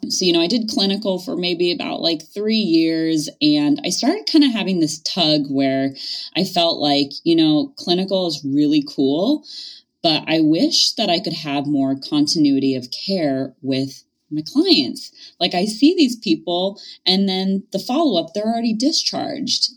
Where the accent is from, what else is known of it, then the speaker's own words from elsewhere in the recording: Thousand Oaks, California, United States; I ended up doing my master's back in my hometown, which is in Thousand Oaks, California